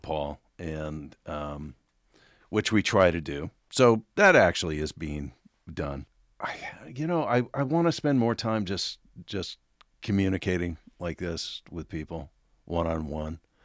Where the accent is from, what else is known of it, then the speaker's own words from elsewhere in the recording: Oregon, United States; I grew up in Oregon